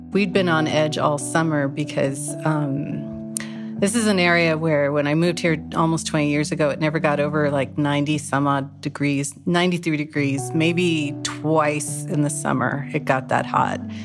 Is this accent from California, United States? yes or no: yes; Whittier, California, United States; moved away as an adult; also born or lived in San Francisco, California; now in Greenville, California, United States; I'm from Whittier, California